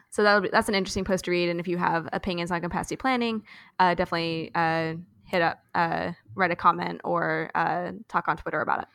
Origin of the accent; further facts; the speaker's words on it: Louisville, Kentucky, United States; I grew up in Louisville